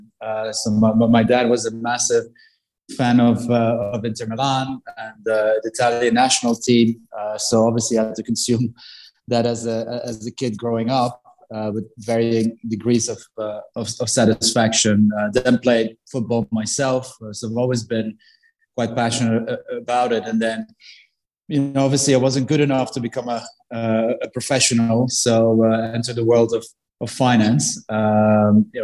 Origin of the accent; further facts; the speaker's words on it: Belgium; also born or lived in Italy; now in United Kingdom; I grew up in Belgium, which is maybe a little bit of a hybrid between Italy and the UK.